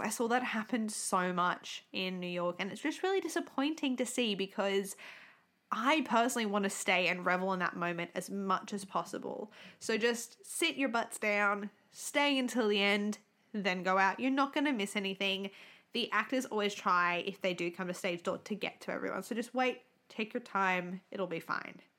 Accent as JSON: {"language": "English", "country": "Australia", "said": "We're from Australia"}